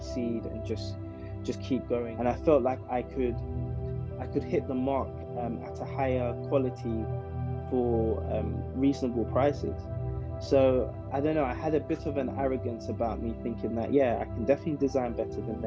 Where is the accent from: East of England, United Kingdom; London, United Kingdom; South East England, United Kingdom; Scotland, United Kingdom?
London, United Kingdom; I grew up in South London, in an area called Camberwell, to be specific